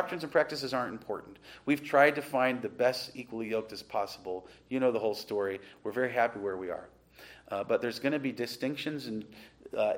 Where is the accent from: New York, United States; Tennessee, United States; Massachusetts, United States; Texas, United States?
New York, United States; Western; where I grew up in Western New York